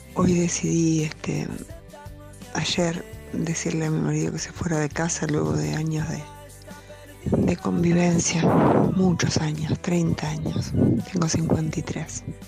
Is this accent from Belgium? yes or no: no; Argentina; Soy de Argentina